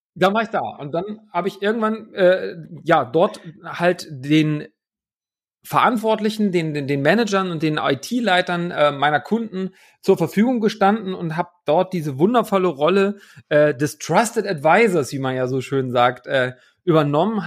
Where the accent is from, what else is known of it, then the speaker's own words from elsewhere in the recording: Hamburg, Germany; now in Leipzig, Germany; nach Hamburg, in meine alte Heimat, aus dem wunderschönen Leipzig.